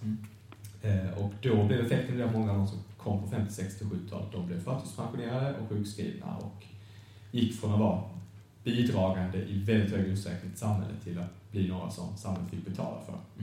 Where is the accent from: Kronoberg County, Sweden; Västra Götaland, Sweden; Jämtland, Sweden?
Kronoberg County, Sweden; Markaryd; moved away as an adult; now in Lund, Sweden; Jag är från en ort som heter Markaryd